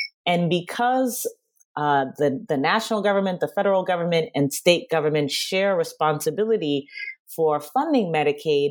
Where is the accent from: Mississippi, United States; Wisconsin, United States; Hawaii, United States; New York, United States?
New York, United States; New York City; I'm from Queens.